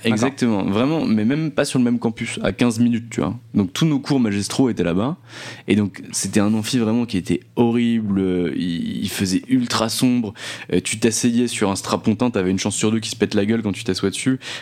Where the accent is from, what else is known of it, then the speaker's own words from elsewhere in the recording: Nancy, Grand Est, France; moved away as an adult; now in Paris, France; je viens de Nancy à la base. Euh, j'y ai vécu pendant 25 ans et je suis venu à Paris